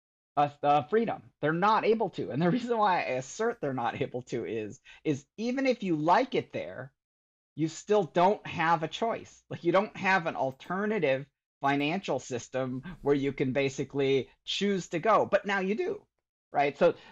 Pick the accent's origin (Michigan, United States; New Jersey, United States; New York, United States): Michigan, United States; growing up in Michigan and, you know, I really kind of retreated to my computer